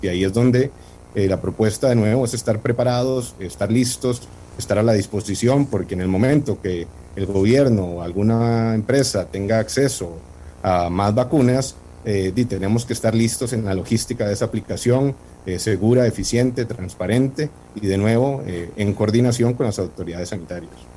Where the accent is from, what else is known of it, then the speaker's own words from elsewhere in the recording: Costa Rica; moved away as an adult; Yo tengo 40 años, soy costarricense